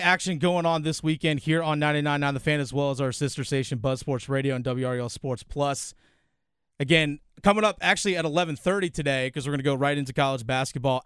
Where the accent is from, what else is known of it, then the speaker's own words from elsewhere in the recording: Virginia, United States; moved away; growing up in Virginia